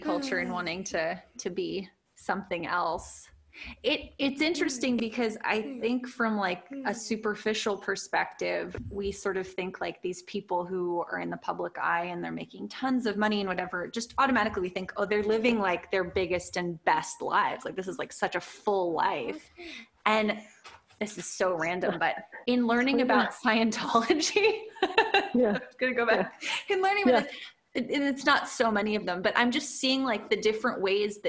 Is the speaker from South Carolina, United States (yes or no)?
no; Los Angeles, California, United States; moved away; I was born there